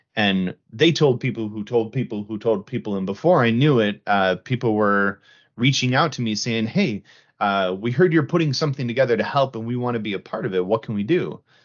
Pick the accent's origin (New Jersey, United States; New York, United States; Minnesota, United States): Minnesota, United States; the Midwest; I'm from the Midwest